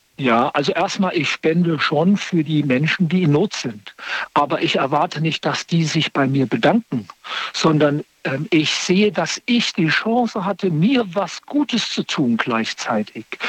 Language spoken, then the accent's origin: German; Wiesbaden / Limburg area, Hesse, Germany; now in Bonn, Germany; komme aber eher aus dem Raum in Wiesbaden, äh, Limburg. Das ist irgendwie so meine Heimat